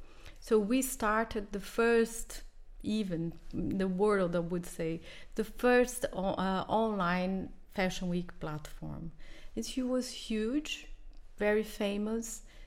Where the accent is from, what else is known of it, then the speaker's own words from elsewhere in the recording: Brazil; English is a second language; moved away; I come from Brazil